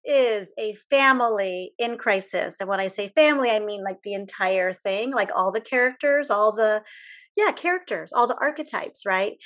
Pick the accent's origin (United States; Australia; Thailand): United States; as an American